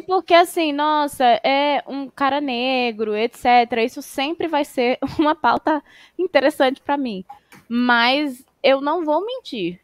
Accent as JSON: {"language": "Portuguese", "country": "Brazil"}